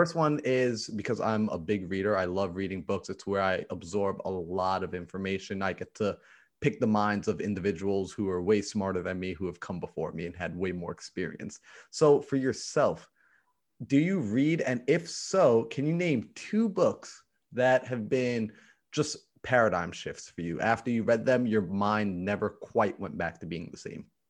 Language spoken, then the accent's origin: English; New York, United States; I'm from New York